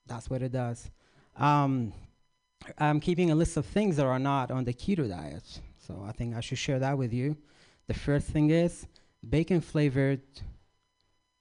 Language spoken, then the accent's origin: English; Iraq; moved away; I grew up in Iraq, or Iraq